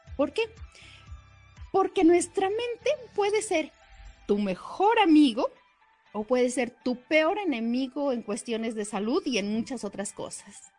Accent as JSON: {"language": "Spanish", "country": "Mexico", "said": "Nuestra cultura mexicana"}